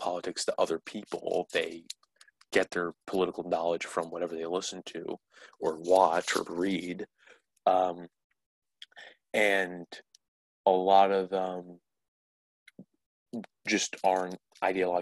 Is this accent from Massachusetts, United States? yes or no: no; New Jersey, United States; I'm from New Jersey, Cory Booker's always on my mind because he's my state's senator.